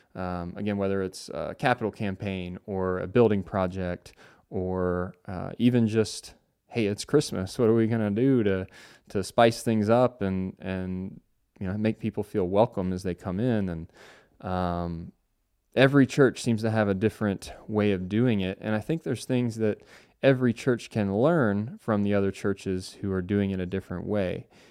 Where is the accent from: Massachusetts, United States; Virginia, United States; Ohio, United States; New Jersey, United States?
Ohio, United States; Cincinnati; now in Charlotte, United States; I grew up in Cincinnati, Ohio, and now reside in Charlotte, North Carolina